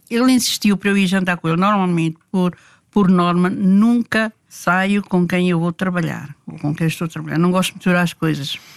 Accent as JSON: {"language": "Portuguese", "country": "Timor-Leste", "tie": "born there", "said": "Sou luso-timorense."}